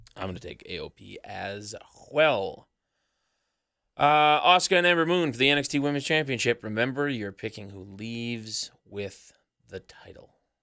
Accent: Canada; we're from Canada, and there was a really cold, really cold snap happening back home

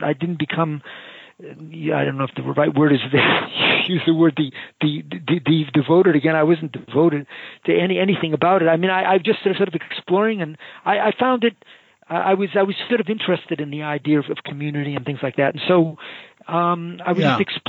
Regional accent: Boston, Massachusetts, United States; moved away as an adult; also born or lived in San Francisco / Los Angeles / Rochester; now in Raleigh, United States; I grew up in the Boston area

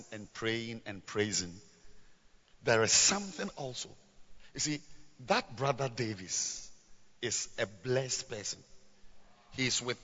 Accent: Ghana; we are all Ghanaians

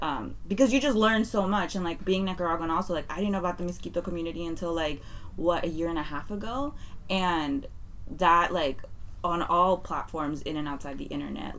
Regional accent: San Francisco, California, United States; I love being from the mission

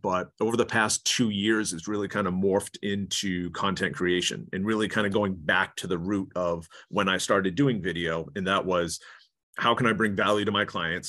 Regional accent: Maine, United States; accent: New England; moved away as an adult; now in California, United States; I'm from Maine originally, so I moved to, to California in two thousand two, three, two thousand three

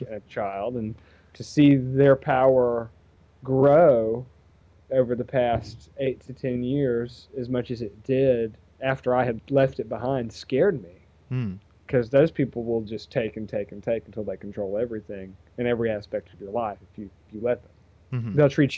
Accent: Georgia, United States; my fellow Georgians

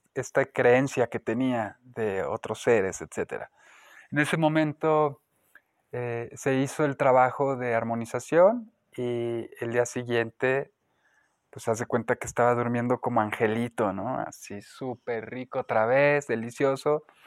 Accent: Guanajuato, Mexico; moved away as an adult; nací en Guanajuato, Estuve ahí los primeros 18 años de mi vida

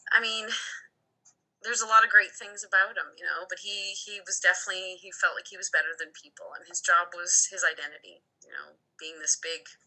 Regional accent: Ontario, Canada; moved away as an adult; now in Alberta, Canada; I moved out west with my sister in 06. We moved from Ontario to um, Alberta, and we just wanted to go on an adventure.

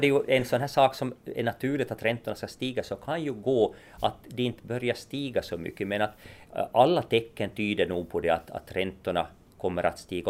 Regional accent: Nykarleby, Ostrobothnia, Finland; jag är från Nykarleby ursprungligen så att, och Ytterjeppo

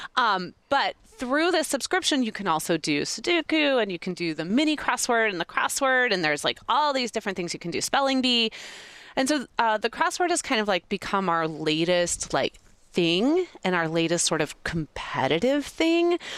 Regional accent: Kansas City, United States; moved away; also born or lived in Chicago, Illinois / Mississippi / Louisiana; I tend to say I was born and raised in Kansas City, but I call Chicago home because my babies were born in Chicago

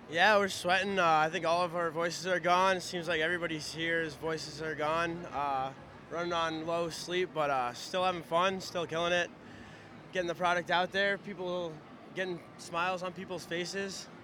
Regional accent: New York City, New York, United States; I was born and raised in New York City

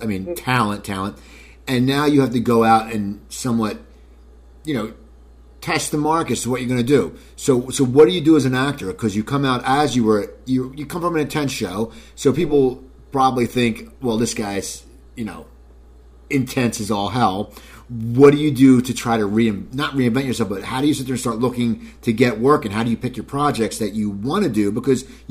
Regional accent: near Philadelphia, New Jersey, United States; I grew up 10 minutes outside of Philly, New Jersey

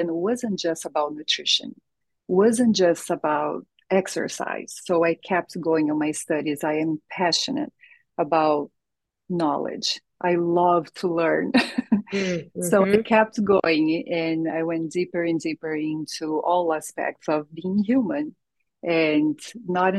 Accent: Brazil; English is a second language; moved away; I'm born and raised in Brazil, so all of my family lives

